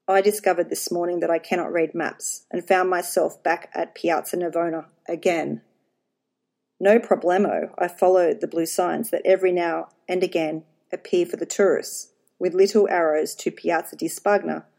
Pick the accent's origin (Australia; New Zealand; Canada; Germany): Australia; accent: Australian twang; He knows I am Australian. That lovely Australian twang of mine